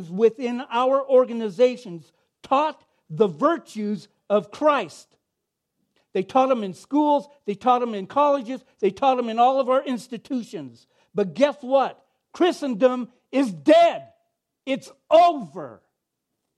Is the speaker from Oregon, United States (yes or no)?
yes; Oregon, United States; moved away; I grew up on the West Coast in Oregon